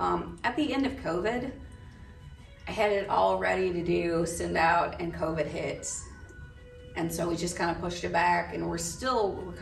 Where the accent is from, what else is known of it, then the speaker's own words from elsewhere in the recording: North Central Missouri, United States; now in Nashville, United States; I'm from North Central Missouri. When I was there, the town had 222 people. After I left, it had 198. So I guess I took some with me. But I grew up on a farm. Just very rural America, typical childhood.